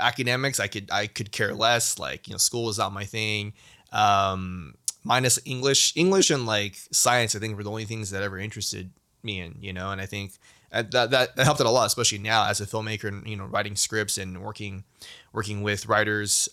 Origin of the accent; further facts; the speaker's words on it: United States; being Asian American, especially being Chinese American